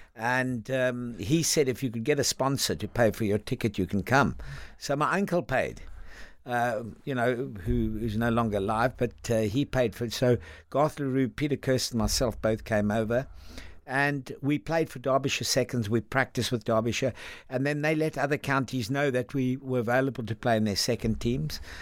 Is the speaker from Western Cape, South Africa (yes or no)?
yes; Cape Town, Western Cape, South Africa; moved away as an adult; also born or lived in Langebaan, South Africa / London, United Kingdom; now in United Kingdom; I sort of left uh, when I was around about four or five, we, we headed to Cape Town